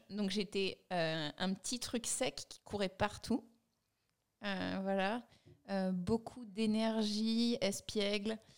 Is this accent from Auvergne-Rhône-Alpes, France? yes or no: yes; Chamonix, Auvergne-Rhône-Alpes, France; J'adore le sport et on vient de Chamonix.